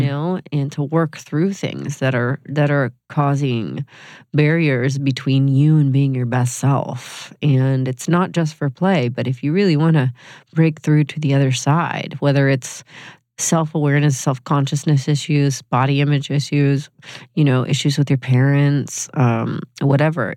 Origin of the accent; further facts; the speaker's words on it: Georgia, United States; moved away as an adult; also born or lived in New York; I was 18 from Georgia